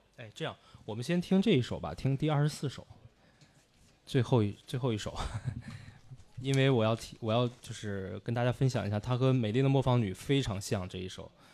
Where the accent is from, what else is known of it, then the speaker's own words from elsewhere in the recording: China; moved away; also born or lived in Weimar, Germany; 我们中国人